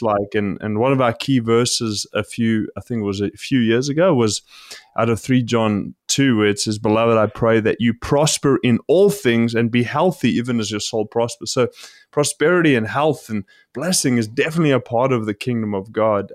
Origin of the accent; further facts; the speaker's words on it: South Africa; I grew up in South Africa